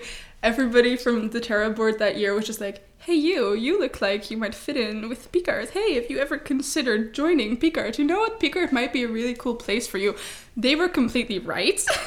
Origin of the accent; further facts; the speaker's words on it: Leiden, South Holland, Netherlands; I am from Leiden, born and raised